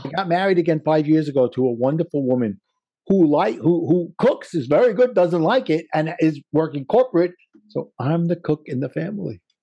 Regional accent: New York City, New York, United States; accent: Brooklyn; my Brooklyn accent

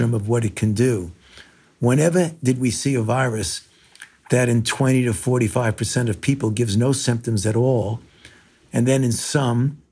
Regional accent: New York City, New York, United States; moved away; I was born in New York, in Brooklyn

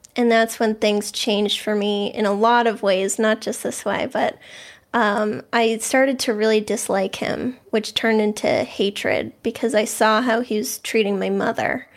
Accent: Boston, Massachusetts, United States; I grew up in the Boston area. Um, I've always lived here

